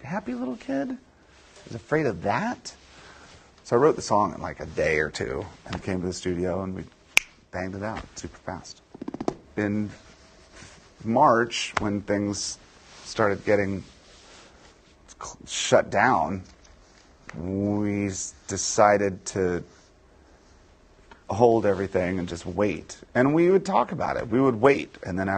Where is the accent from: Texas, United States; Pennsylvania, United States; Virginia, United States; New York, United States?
Virginia, United States; D.C.; born or raised there